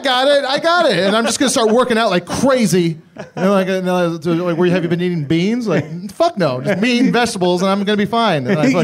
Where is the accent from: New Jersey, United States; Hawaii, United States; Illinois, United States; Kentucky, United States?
Hawaii, United States; Kailua; moved away; I grew up in the town of Kailua, which is on the windward side.